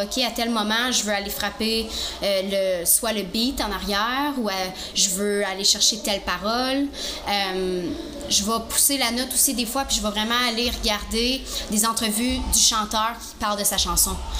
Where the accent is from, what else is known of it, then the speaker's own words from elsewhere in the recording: Gatineau, Quebec, Canada; je vais revenir dans mon patelin. Je vais revenir à Gatineau